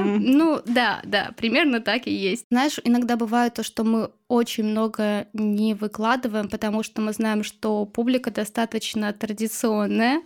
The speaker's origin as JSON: {"language": "Russian", "region": "Chuvashia", "country": "Russia", "said": "я одна из Чуваши"}